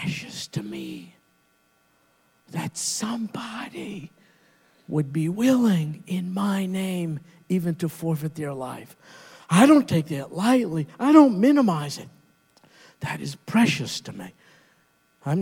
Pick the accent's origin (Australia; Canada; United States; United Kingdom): United States; We Americans